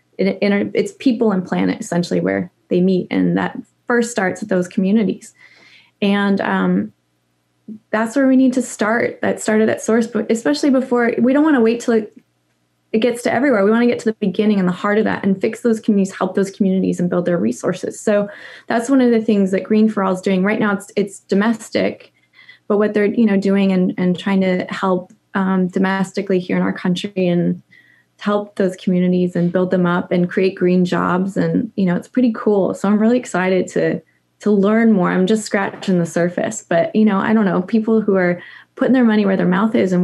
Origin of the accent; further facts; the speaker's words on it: Idaho, United States; moved away as an adult; also born or lived in California / Montana / New York City; we moved from California to Montana and then Idaho because my dad was a ski bum and loved being outside. And so we grew up in the mountains